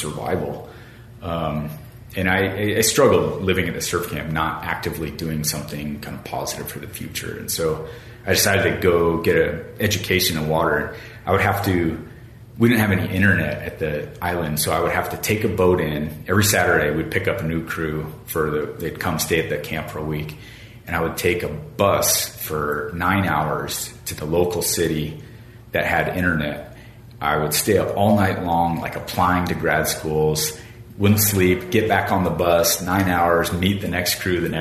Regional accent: Arizona, United States; also born or lived in Panama; I'm from Arizona originally, born and raised in the desert

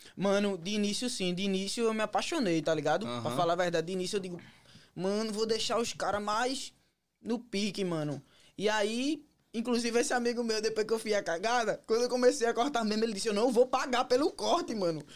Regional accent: Pernambuco, Brazil; moved away as an adult; now in United States; Na realidade, eu vim de Pernambuco.

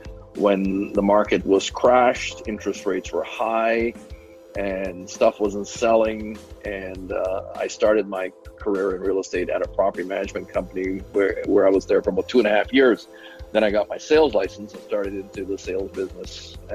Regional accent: Montreal, Quebec, Canada; also born or lived in Fort St. John; So I finished high school in Canada, attended college before I became a college dropout. And then I moved west from Montreal, Quebec, moved to British Columbia, northeast British Columbia, as a matter of fact. I lived in a little town called Fort St. John.

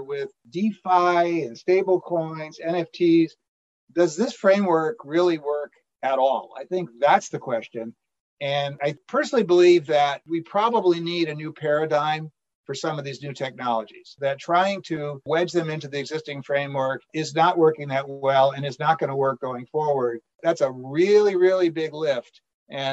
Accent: Saratoga Springs, New York, United States; I grew up in the Saratoga, New York area

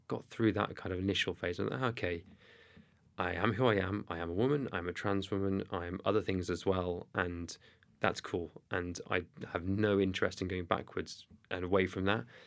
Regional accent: Cardiff, Wales, United Kingdom; accent: thick Welsh; I'm from Cardiff, you can tell by my thick Welsh accent

